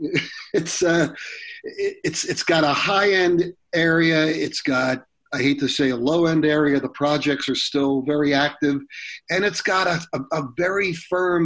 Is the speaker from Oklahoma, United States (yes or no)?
no; Long Island, New York, United States; I grew up on Long Island in a lily white area